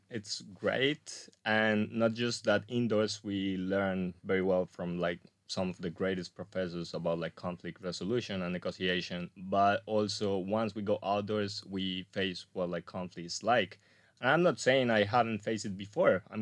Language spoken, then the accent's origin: English; Colombia; English is a second language; also born or lived in Spain / New Zealand / Australia / Portugal; So, well, first of all, like I'm Colombian, but I'm also Spanish.